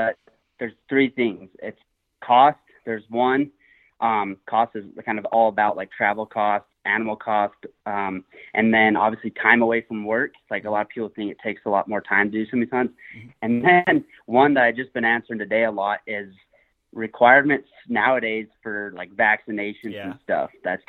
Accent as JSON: {"language": "English", "town": "Evanston", "region": "Wyoming", "country": "United States", "said": "I'm from Evanston, Wyoming. Gonna be 26 in like a couple days here, so I feel like I'm getting older by the minute. But yeah, I kind of just grew up out here in the West"}